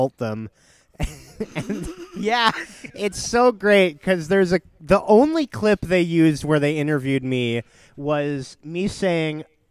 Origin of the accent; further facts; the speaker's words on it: near Pinole, Bay Area, California, United States; They're from Pinole, which I'm closer to than Berkeley